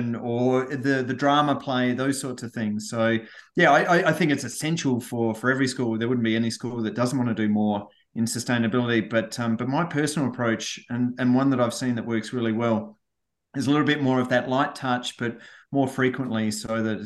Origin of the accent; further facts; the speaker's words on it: Australia; I was born and raised in Australia.